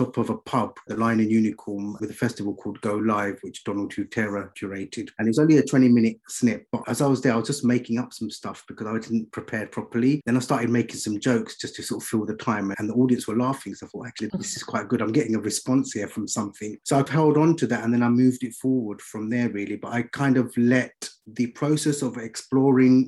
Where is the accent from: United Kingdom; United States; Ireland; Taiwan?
United Kingdom; London; now in Birmingham, United Kingdom; I grew up in East London